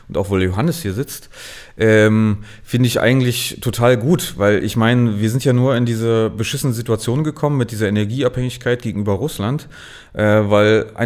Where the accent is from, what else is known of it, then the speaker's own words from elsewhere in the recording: Berlin, Germany; Ich, ich bin ja gebürtiger Ostberliner, war aber zum Studium in Marburg